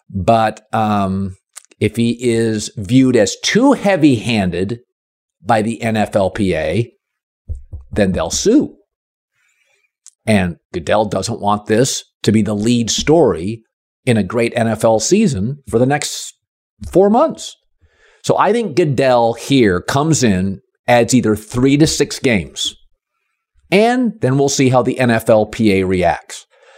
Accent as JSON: {"language": "English", "town": "Seattle", "region": "Washington", "country": "United States", "tie": "born or raised there", "said": "So Bill Russell, I grew up in Seattle."}